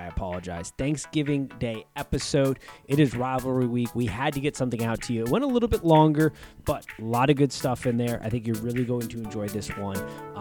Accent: Virginia, United States; moved away; I'm doing this from Virginia back home

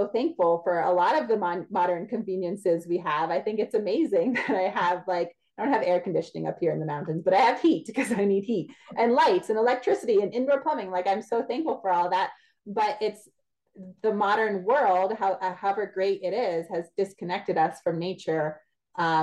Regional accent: New Jersey, United States; moved away as an adult; also born or lived in Pennsylvania / Louisiana; I grew up in New Jersey

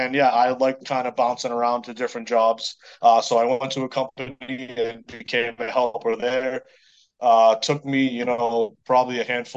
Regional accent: Lowell, Massachusetts, United States; accent: Boston; I'm from, I grew up in Lowell, Massachusetts. So I'm a Boston native.

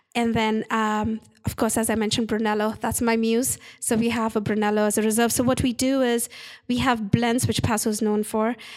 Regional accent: India; moved away; I'm Indian

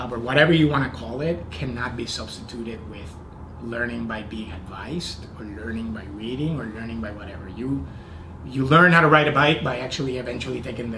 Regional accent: Puerto Rico; moved away as an adult; also born or lived in Indiana; I was born and raised in Puerto Rico, and I went to college in Indiana

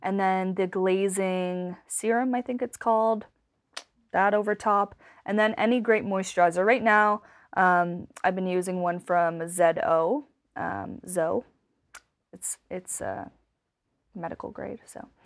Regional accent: Cape Breton, Nova Scotia, Canada; moved away as an adult; also born or lived in Vancouver; I'm from Cape Breton

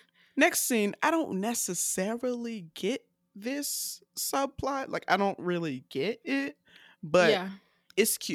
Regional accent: the South, United States; So I'm a Southerner and I love catchphrases.

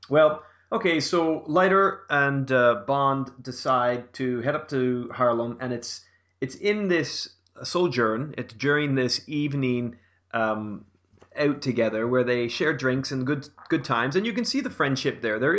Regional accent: Canada; as a Canadian.

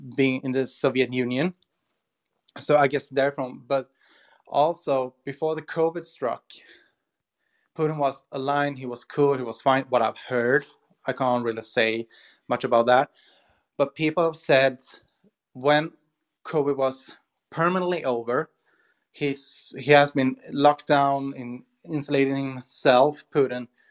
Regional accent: Sweden; I'm from Sweden, Europe

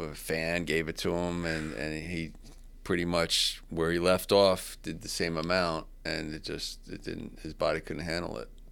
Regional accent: New Jersey, United States; I'm from Jersey, the East Coast

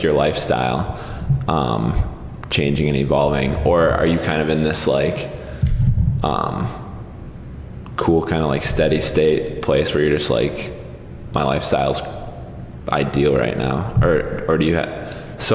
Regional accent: Appleton, Wisconsin, United States; I grew up in Appleton.

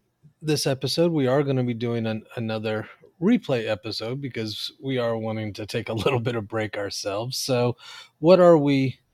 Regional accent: Oklahoma, United States; now in California, United States; So even though I live in California now, I am originally from Oklahoma, and that's where a good chunk of my family's from.

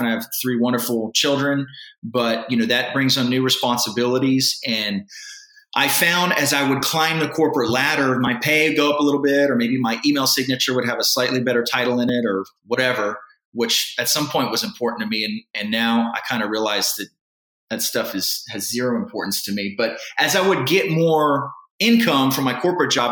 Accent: San Antonio, Texas, United States; I was born and raised in San Antonio, Texas. I still live here

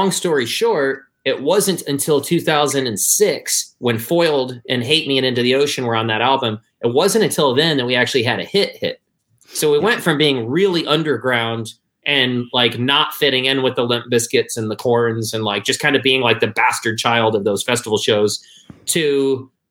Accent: Michigan, United States; I'm from Michigan, so of course, like the Detroit Motown scene was a big deal.

